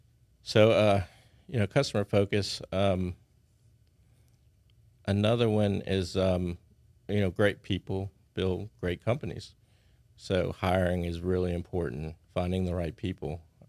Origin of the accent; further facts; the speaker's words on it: Houston, Texas, United States; born there; also born or lived in New Orleans / San Antonio; now in Baton Rouge, United States; I moved here in 1980, right around 1980. I was born in Houston, lived in New Orleans a little while, San Antonio, and came here. So Baton Rouge for me is home.